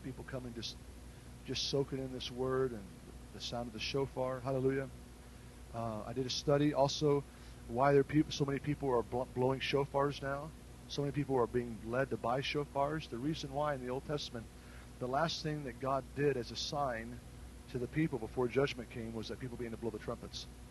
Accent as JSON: {"language": "English", "country": "United States", "said": "I'm an American citizen"}